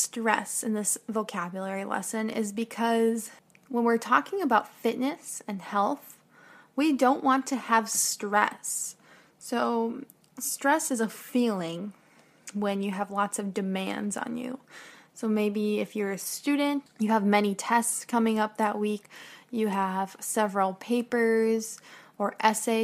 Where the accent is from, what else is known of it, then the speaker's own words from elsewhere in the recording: United States; I'm an American teacher